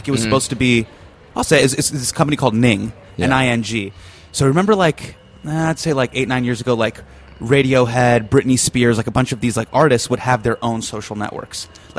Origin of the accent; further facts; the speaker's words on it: Davis, California, United States; moved away; also born or lived in Bay Area; But I grew up in Davis